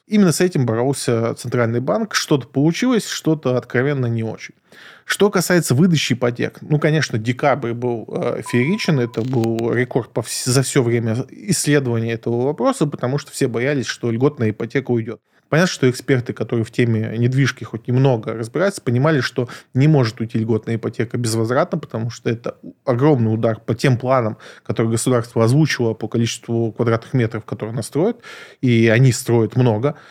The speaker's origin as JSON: {"language": "Russian", "region": "Moscow", "country": "Russia", "said": "я избалованный москвич"}